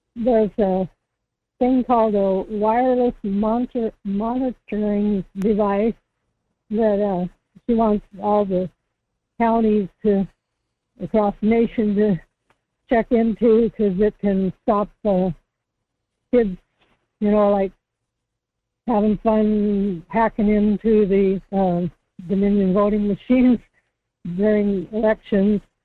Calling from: Kodiak, Alaska, United States; calling from Kodiak

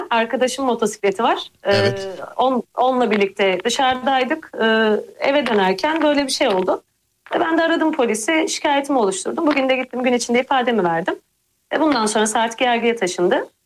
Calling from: Izmir, Turkey; Ben İzmir'den arıyorum.

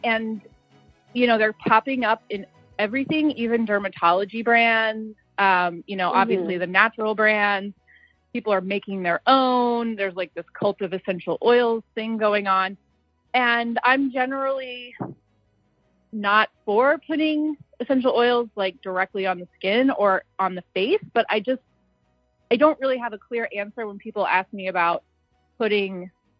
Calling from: Springfield, Missouri, United States; Springfield, Missouri.

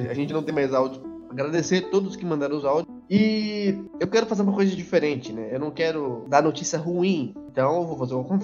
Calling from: Indaiatuba, São Paulo, Brazil; sou de Indaiatuba, São Paulo

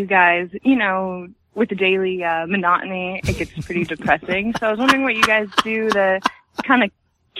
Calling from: Riverside, California, United States; I'm calling from Riverside.

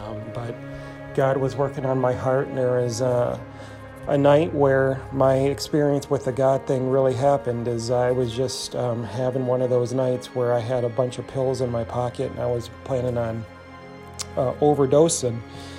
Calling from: Michigan, United States; I am calling from Michigan

